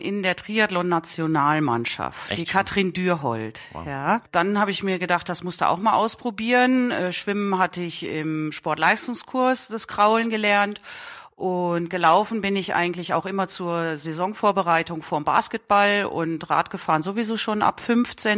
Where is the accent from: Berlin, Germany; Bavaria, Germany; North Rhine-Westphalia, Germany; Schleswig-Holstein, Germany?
North Rhine-Westphalia, Germany; Ennepetal; ich komme aus Ennepetal in äh, Westfalen